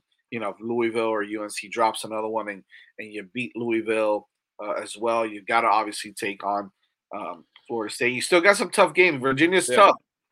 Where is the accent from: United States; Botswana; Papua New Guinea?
Botswana; I'm from Botswana.